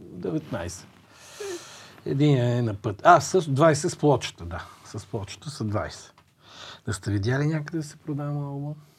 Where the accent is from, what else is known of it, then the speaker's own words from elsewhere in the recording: Bulgaria; аз като българин съм горд с това